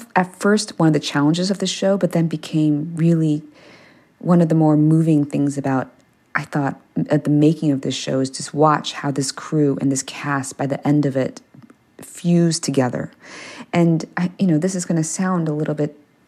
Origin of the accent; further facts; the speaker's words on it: Maryland, United States; first language English; moved away; I grew up in Maryland